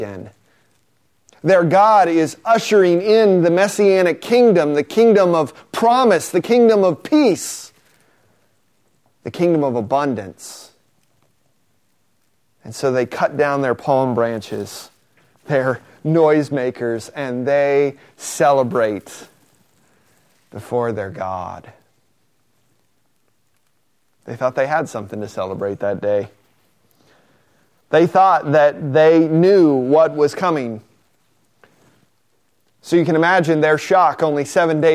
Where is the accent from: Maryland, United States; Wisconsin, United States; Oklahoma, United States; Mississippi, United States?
Oklahoma, United States; now in California, United States; I grew up in Oklahoma